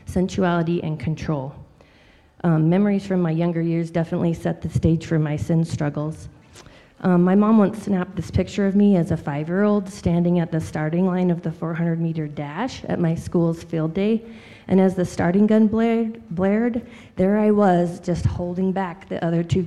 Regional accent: Powell, Wyoming, United States; I grew up in Wyoming in the Powell area

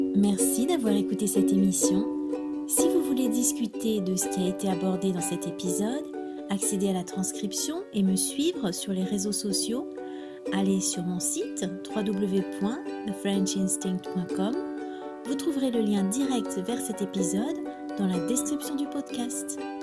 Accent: France; first language French

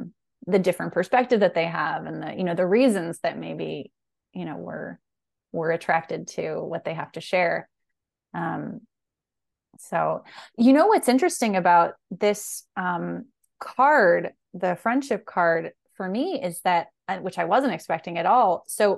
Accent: France; That was a vision that it was like my two best friends when I was growing up in France.

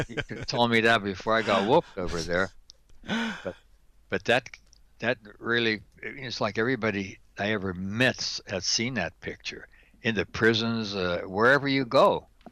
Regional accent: Pittsburgh, Pennsylvania, United States; born and raised in Pittsburgh, Pennsylvania, Steeler Nation

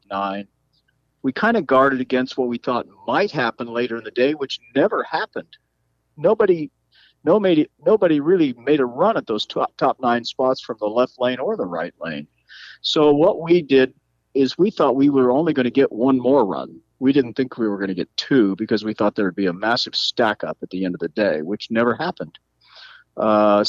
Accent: Bell, California, United States; I was born in Bell, California

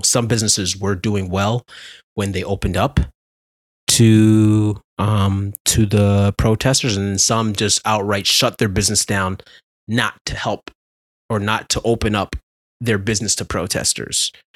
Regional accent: Ontario, Canada; I'm from Ontario

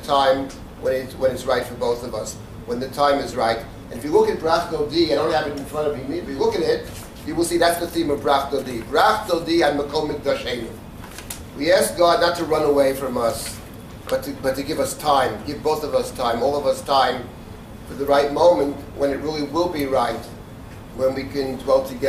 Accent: New York City, New York, United States; I grew up in the Jackson Heights, Queens

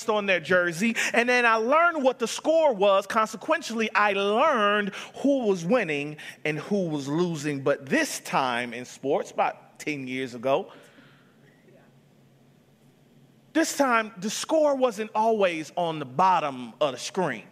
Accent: Atlanta, Georgia, United States; moved away; I was from Atlanta.

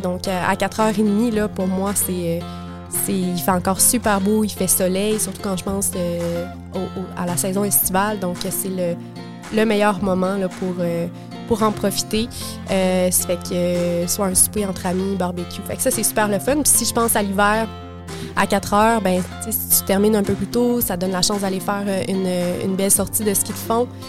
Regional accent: Quebec City, Quebec, Canada; moved away as an adult; also born or lived in Montreal; now in Gaspésie, Canada; J'ai grandi à Québec

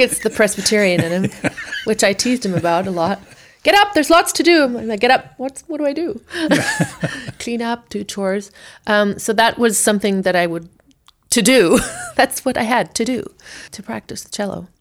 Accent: South Africa; moved away; we left South Africa

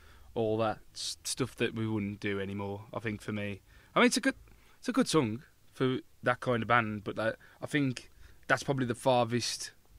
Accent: Black Country, West Midlands, United Kingdom; We're from the Black Country.

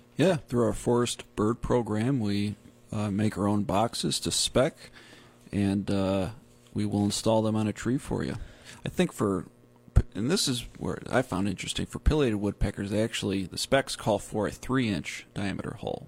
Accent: Whitesboro, New York, United States; moved away; also born or lived in Syracuse, New York; Utica area, Whitesboro, village of Whitesboro. All right, my hometown.

